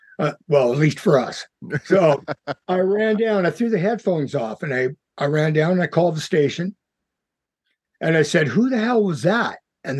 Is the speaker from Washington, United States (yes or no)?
yes; Tacoma, Washington, United States; Originally from, born in Tacoma, Washington. Mm. Washington State.